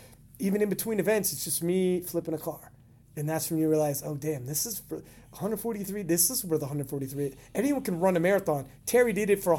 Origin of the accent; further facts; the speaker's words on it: Canada; as a Canadian